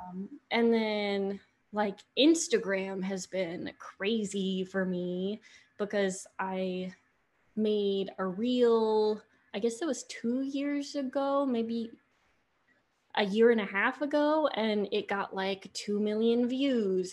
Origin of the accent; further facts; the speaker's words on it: Johns Island, South Carolina, United States; moved away as an adult; growing up on John's Island